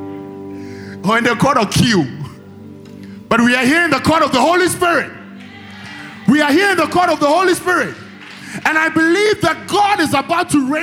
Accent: China; moved away; I come from China

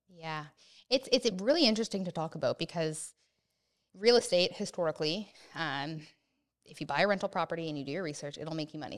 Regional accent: Oakville, Ontario, Canada; also born or lived in Hamilton; I am from Oakville, and I currently live in Oakville, and I don't wanna leave Oakville

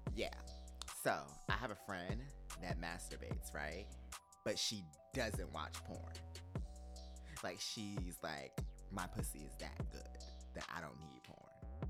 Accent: New Jersey, United States; also born or lived in New York; now in Atlanta, United States; I'm from Jersey, but I, you know, I live in Atlanta.

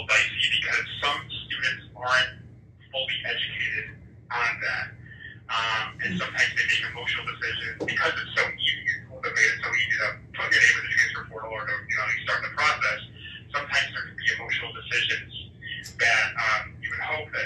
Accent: California, United States; moved away; I'm from California.

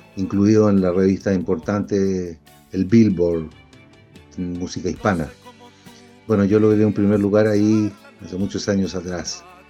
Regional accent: Chile; also born or lived in Mexico; tomé la decisión de volver a Chile eh, para poder eh, ser profeta en mi tierra. Entonces desarrollé mi carrera en mi país

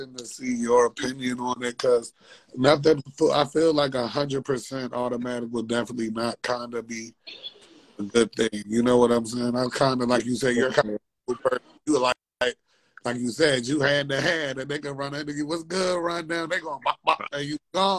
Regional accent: Maryland, United States; I'm a Maryland nigga. I went to Maryland all my motherfucking life.

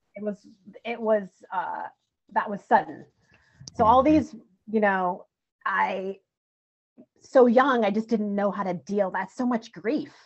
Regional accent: Bridgeport, Connecticut, United States; lived in Bridgeport, Connecticut, till I was 16

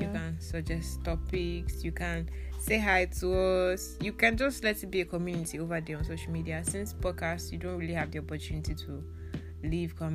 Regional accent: Nigeria; also born or lived in Akwa Ibom State, Nigeria (family origin); I was born and raised here.

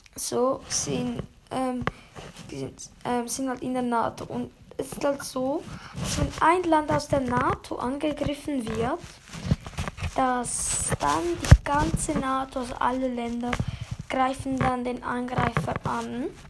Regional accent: Switzerland; ich bin ja eigentlich Schweizer

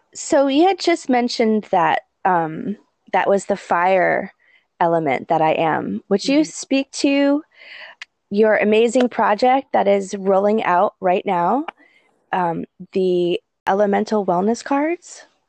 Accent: New England, United States; now in Hawaii, United States; I grew up in New England

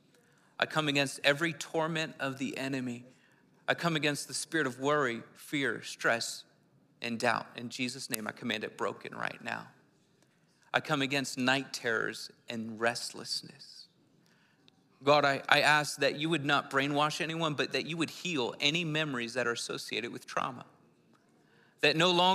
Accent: Philadelphia, Pennsylvania, United States; I'm from the city, I'm from Philly

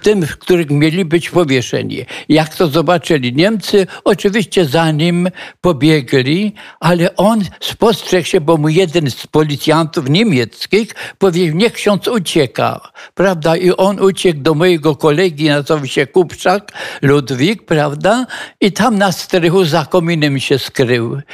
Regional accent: Żabnica, Silesian Voivodeship, Poland; now in Kraków, Poland; urodziłem się w Żabnicy

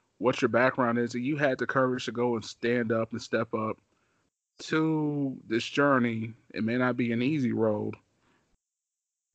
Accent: Missouri, United States; also born or lived in Kansas City, Missouri; I'm from Missouri. So when I came to Kansas City, Missouri, like, I was 9 years old

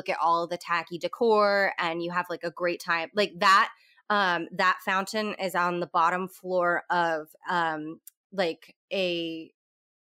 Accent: Florida, United States; I am white trash from Florida

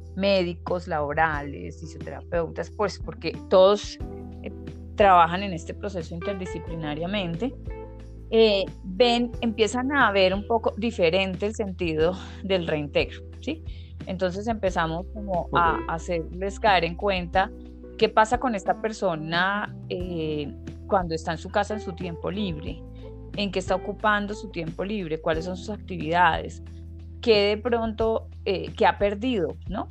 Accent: Colombia; also born or lived in Bogotá; yo soy de Colombia, vivo actualmente en Bogotá

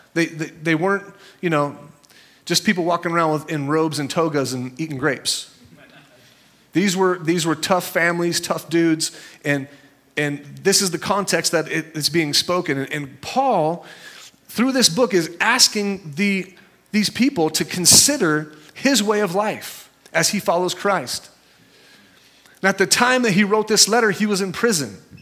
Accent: Santa Cruz, California, United States; I'm from Santa Cruz

